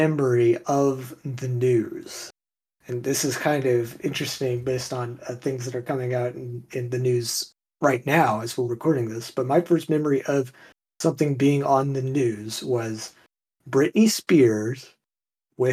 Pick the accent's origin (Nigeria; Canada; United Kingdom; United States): United States; Texas; I'm from Texas